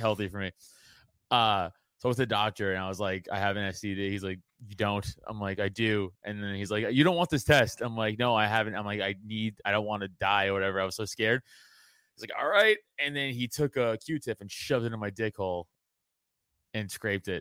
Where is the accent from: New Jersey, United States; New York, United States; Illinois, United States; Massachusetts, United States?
New York, United States; New York City; I come from Italian trash from Staten Island